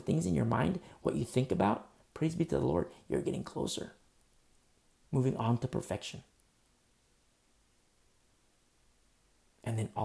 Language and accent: English; United States; I'm an American, but above that, I'm a Christian